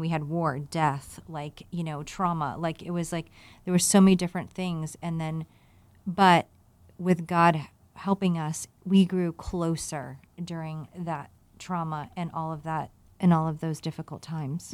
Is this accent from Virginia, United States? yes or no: yes; Virginia, United States; growing up in Virginia